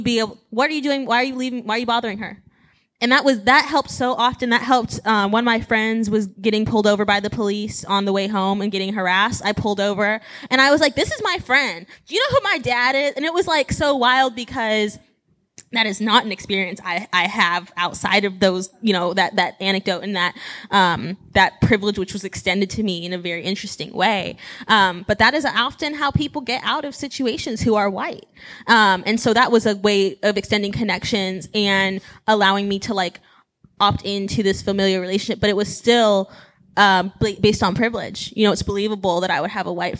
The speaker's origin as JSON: {"language": "English", "town": "Pasadena", "region": "California", "country": "United States", "also_born_or_lived": "Baton Rouge, Louisiana", "moved": "as an adult", "said": "I'm from Pasadena"}